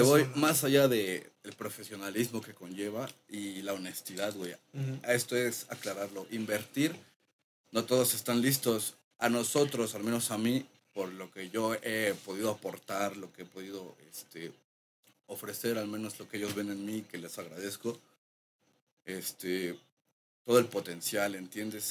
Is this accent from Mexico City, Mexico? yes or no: yes; Mexico City, Mexico; Yo crecí allá de ese bloque de la Culhuacán, CTM